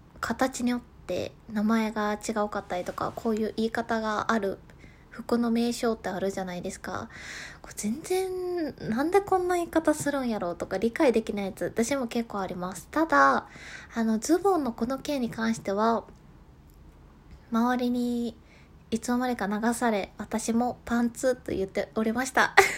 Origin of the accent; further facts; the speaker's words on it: Kansai, Japan; accent: Kansai-ben; 多分これ関西弁やからかな